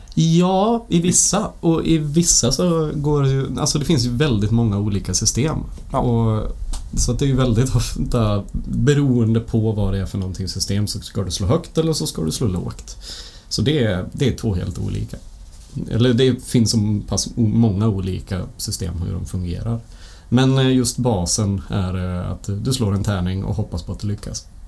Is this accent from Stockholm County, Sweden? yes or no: no; Bollnäs, Gävleborg County, Sweden; now in Gothenburg, Sweden; Jag kommer från Bollnäs ifrån första början och sen så flyttade jag ner till Göteborg